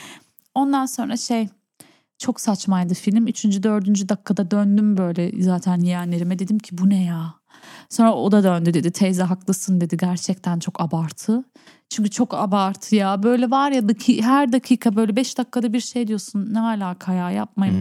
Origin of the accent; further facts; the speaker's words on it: Berlin, Germany; also born or lived in Urfa; Ben Berlin vatandaşıyım. Ben Berlin'de doğdum.